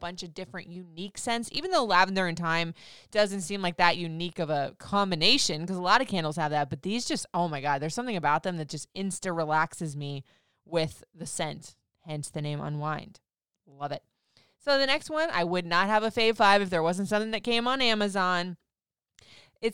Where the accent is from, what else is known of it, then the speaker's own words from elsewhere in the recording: Florida, United States; Now I grew up in Florida. I've bounced around the country everywhere